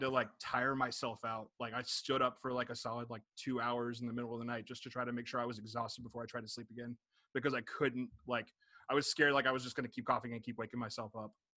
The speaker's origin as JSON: {"language": "English", "town": "Jacksonville", "region": "Florida", "country": "United States", "moved": "yes", "lives_now": "Chicago, United States", "said": "I'm originally from Jacksonville, but I live in Chicago now."}